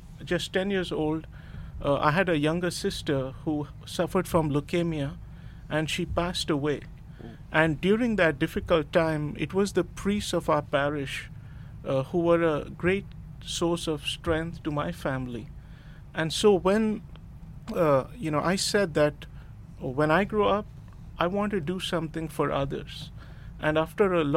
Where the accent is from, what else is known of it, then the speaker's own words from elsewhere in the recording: India; moved away as an adult; now in Melbourne, Florida, United States; I'm originally from India, and I've been in Melbourne since the last 5 years.